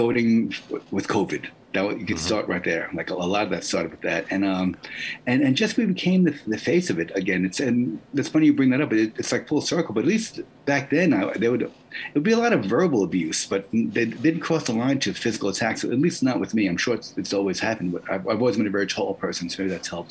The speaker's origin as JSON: {"language": "English", "town": "New York City", "region": "New York", "country": "United States", "tie": "born or raised there", "moved": "as an adult", "lives_now": "Jersey City, United States", "said": "I grew up in New York City in the 70s"}